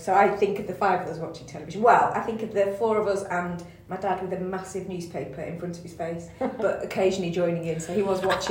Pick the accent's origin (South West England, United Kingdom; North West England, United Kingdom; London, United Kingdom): North West England, United Kingdom; Rochdale; So I grew up mostly in Rochdale, which didn't have a big Jewish population. But because they had come from that North Manchester Jewish ghetto, then they brought a lot of that with them.